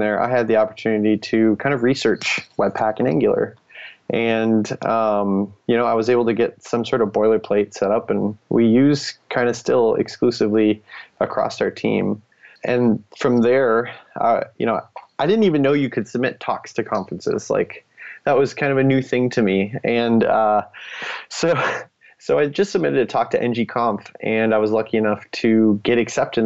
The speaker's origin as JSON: {"language": "English", "country": "United States", "first_language": "English", "lives_now": "Nebraska, United States", "said": "I'm the only American maintainer and speaking English as my first language"}